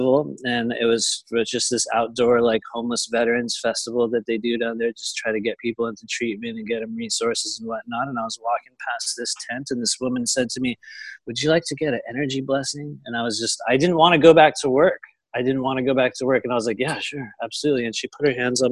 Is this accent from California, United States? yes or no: yes; San Diego, California, United States; also born or lived in Los Angeles, United States; I'm from Southern California down here in the Los Angeles area. I lived in San Diego probably for most of my life.